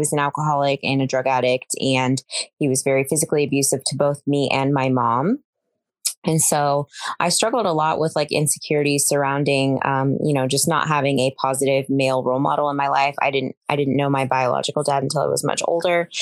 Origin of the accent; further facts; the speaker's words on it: Tacoma, Washington, United States; also born or lived in Arkansas / Seattle, Washington; now in Whidbey Island, United States; I was born in Arkansas, and then I was only in Arkansas for about 3 months or so. And I grew up here in Washington. So I'm from Tacoma, Washington